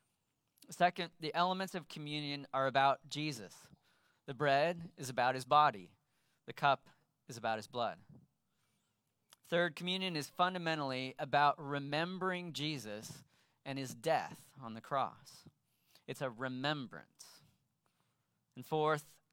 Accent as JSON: {"language": "English", "town": "Sacramento", "region": "California", "country": "United States", "tie": "born or raised there", "said": "I grew up in Sacramento"}